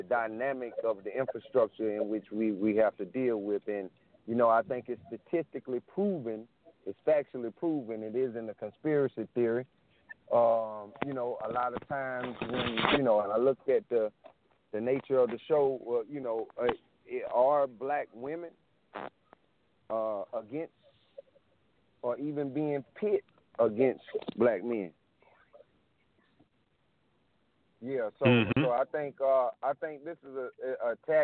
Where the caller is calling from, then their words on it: South Carolina, United States; Calling from South Carolina.